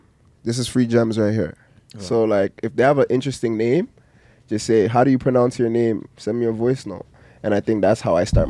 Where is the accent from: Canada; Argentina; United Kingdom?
Canada; Being a Canadian is hard.